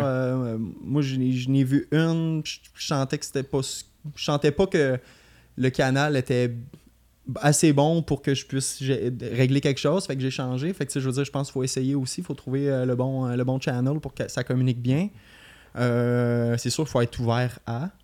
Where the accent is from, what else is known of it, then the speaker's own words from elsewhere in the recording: Beauce, Quebec, Canada; moved away as an adult; now in Montreal, Canada; je suis parti de la Beauce en 2015